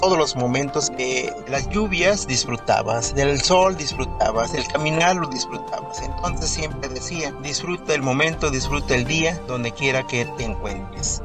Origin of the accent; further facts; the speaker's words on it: Mexico; somos de Huicuatilla